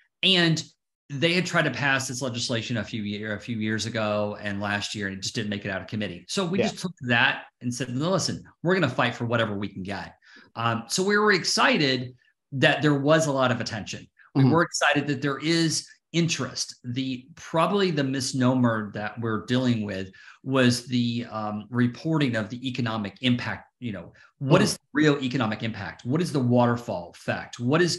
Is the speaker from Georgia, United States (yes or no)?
yes; Atlanta, Georgia, United States; Yeah. So, you know, I'm from Atlanta. So I saw Atlanta go through before the credit was passed and then after the credit was passed.